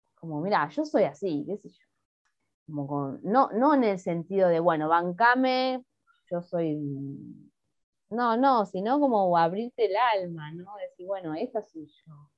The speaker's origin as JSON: {"language": "Spanish", "town": "Haedo", "region": "Buenos Aires Province", "country": "Argentina", "tie": "born or raised there", "also_born_or_lived": "La Matanza / Boedo, Buenos Aires", "moved": "as an adult", "lives_now": "Buenos Aires, Argentina", "said": "en mi barrio, en Aedo, en el barrio donde yo me crié en el conurbano bonaerense"}